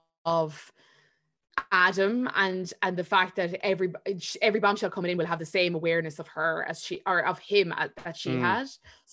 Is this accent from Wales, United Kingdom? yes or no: yes; Swansea, Wales, United Kingdom; Paige is like, she's this Brazilian bombshell and I'm a paramedic from Swansea.